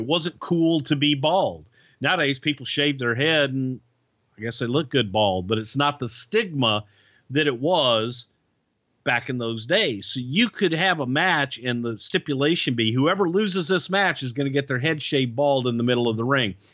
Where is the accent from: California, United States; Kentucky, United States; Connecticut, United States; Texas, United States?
Texas, United States; moved away as an adult; I'm a kid from Texas